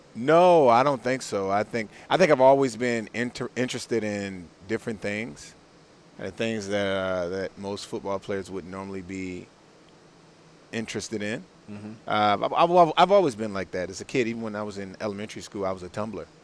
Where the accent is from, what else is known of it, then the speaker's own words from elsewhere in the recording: Washington, District of Columbia, United States; I grew up in Washington D.C.